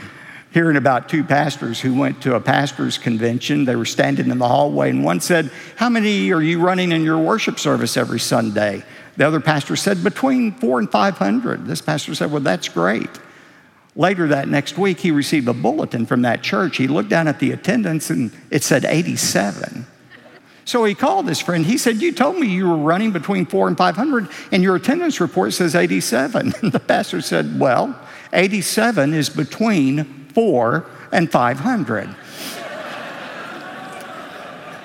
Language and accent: English; Texas, United States; we're from Texas. We're known for creative embellishment.